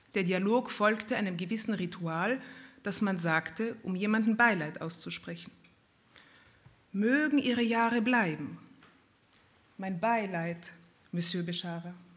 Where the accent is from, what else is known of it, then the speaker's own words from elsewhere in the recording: Vienna, Austria; meiner Kindheit in Wien. Ja, wir sind aufgewachsen in Wien in einer schönen Wohnung im siebten Bezirk